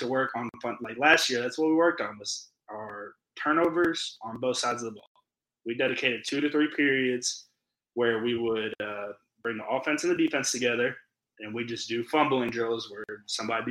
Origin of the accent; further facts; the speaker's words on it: Louisville, Kentucky, United States; I'm from Louisville